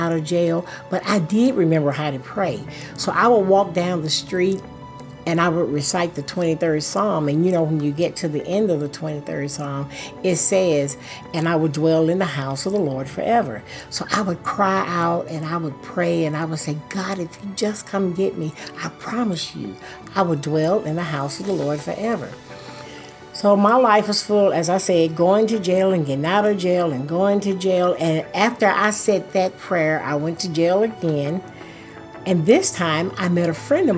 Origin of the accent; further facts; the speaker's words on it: White House, Tennessee, United States; I grew up in White House, Tennessee